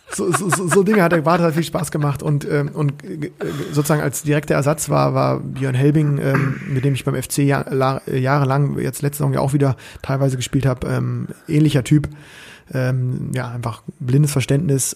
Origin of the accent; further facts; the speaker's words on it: Bremen, Germany; ich war Bremer